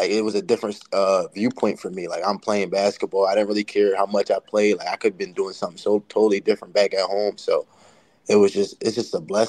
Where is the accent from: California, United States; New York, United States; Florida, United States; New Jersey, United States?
New Jersey, United States; I'm from Jersey